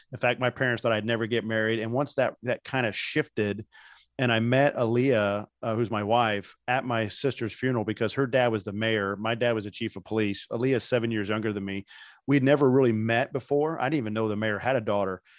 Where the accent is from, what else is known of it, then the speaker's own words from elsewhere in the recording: Indiana, United States; moved away as an adult; I grew up in Indiana